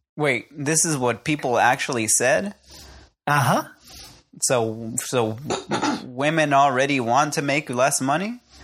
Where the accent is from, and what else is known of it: Puerto Rico